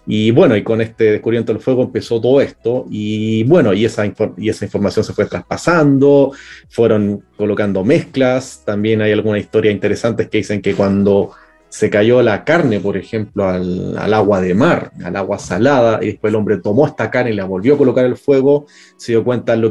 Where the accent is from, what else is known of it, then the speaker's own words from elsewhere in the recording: Chile; also born or lived in Germany / Europe; No nací en Chile, sí, pero he, ido a Alemania, he vivido bastante tiempo en Europa también, pero bueno, o sea, la mayor parte he estado acá en Chile, entonces o sea, ya me considero un chileno más